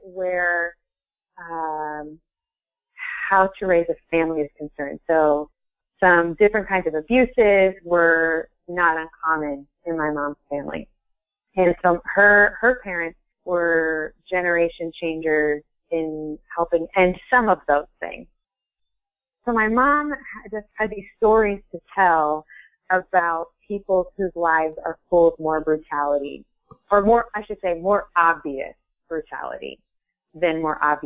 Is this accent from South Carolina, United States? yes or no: no; Ohio, United States; moved away as an adult; now in Vermont, United States; I am originally from Ohio, and I moved to Vermont